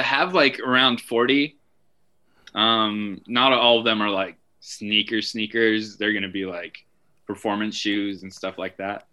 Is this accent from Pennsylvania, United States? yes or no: no; Albuquerque, New Mexico, United States; also born or lived in Santa Ana, California; I grew up in Albuquerque